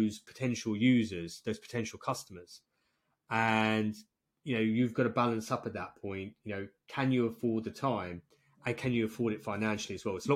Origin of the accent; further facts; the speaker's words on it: England, United Kingdom; I'm English